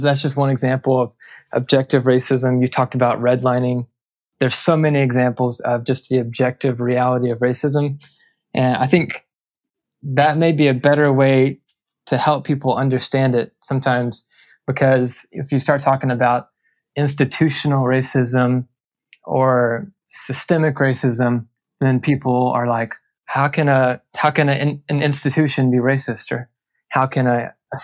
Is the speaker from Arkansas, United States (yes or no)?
yes; Little Rock, Arkansas, United States; I grew up in Arkansas. I grew up in Little Rock